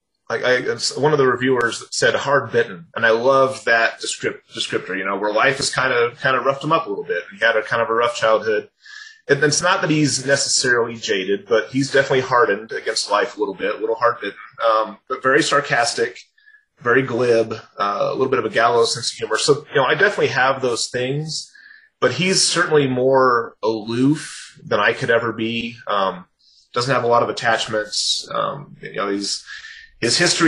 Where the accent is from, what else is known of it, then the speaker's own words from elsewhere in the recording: California, United States; growing up in California